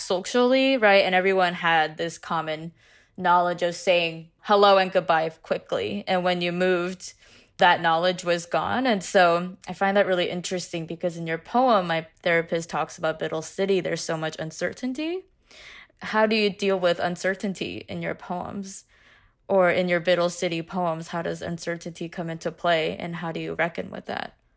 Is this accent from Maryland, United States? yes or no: no; West Lafayette, Indiana, United States; I grew up in West Lafayette, Indiana.